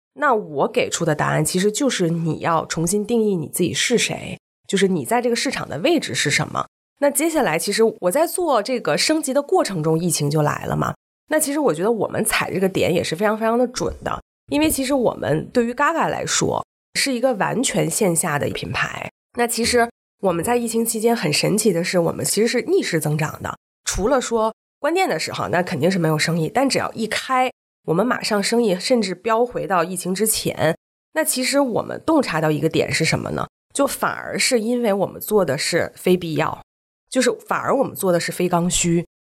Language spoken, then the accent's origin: Chinese; Beijing, China; also born or lived in Shenzhen; 我是北京人，以前被赛北京，经常北京、上海两边跑